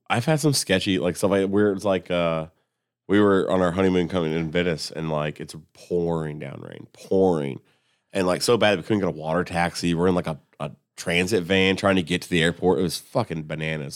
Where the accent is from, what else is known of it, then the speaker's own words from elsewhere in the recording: Columbus, United States; I'm, I'm from Columbus